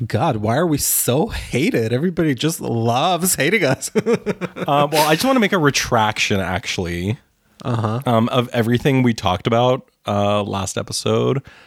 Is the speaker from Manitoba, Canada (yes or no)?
yes; Winnipeg, Manitoba, Canada; growing up in Winnipeg